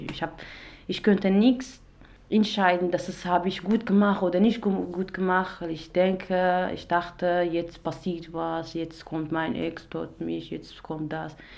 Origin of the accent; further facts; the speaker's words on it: Iraq; German is a second language; moved away as an adult; now in Germany; ich komme aus dem Irak. Seit äh, vier Jahren bin ich in Deutschland